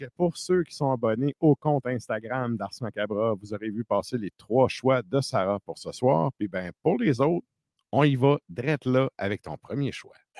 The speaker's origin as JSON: {"language": "French", "area": "Bas-Saint-Laurent", "region": "Quebec", "country": "Canada", "said": "je viens du bas du fleuve"}